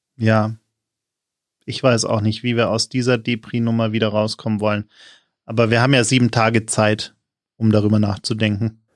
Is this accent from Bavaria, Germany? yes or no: yes; Munich, Bavaria, Germany; ich als gebürtiger Münchner